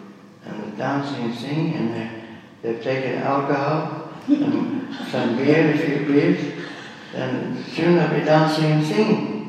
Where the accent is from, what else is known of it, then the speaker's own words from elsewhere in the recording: England, United Kingdom; born there; I was born up in England.